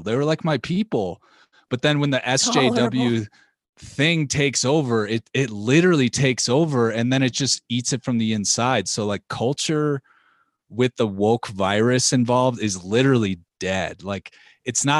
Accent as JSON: {"language": "English", "town": "Chicago", "region": "Illinois", "country": "United States", "said": "I'm from Chicago"}